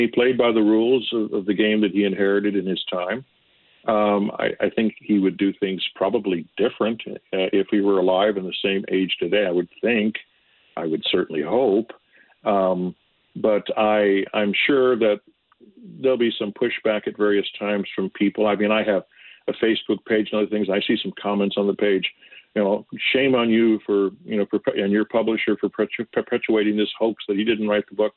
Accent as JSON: {"language": "English", "town": "Detroit", "region": "Michigan", "country": "United States", "tie": "born or raised there", "also_born_or_lived": "Dearborn, Michigan / Springfield, Missouri / New York", "moved": "yes", "said": "I grew up in the Detroit area and born in Dearborn, Michigan"}